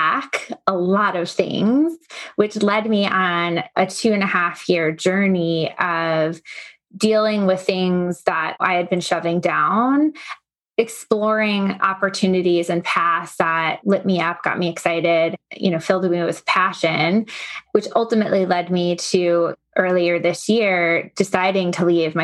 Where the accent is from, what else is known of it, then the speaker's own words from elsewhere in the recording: Long Island, New York, United States; I grew up on Long Island